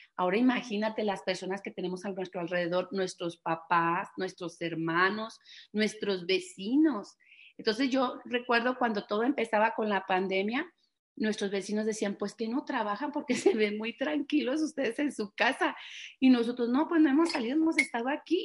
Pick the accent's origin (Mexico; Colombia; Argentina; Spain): Mexico; Guadalajara, Jalisco; somos de aquí de Guadalajara